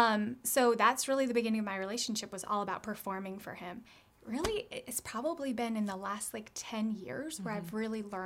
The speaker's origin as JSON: {"language": "English", "country": "United States", "tie": "born or raised there", "said": "growing up in America"}